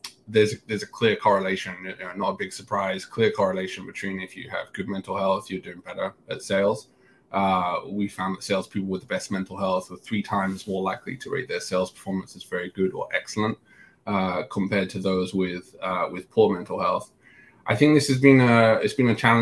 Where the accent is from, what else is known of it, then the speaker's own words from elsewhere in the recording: England, United Kingdom; moved away as an adult; also born or lived in London; now in San Francisco, United States; growing up in England, working in England